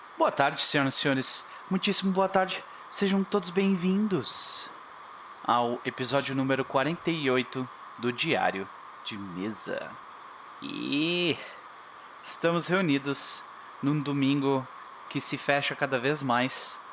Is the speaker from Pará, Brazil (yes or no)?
no; Rio Grande do Sul, Brazil; eu sou gaúcho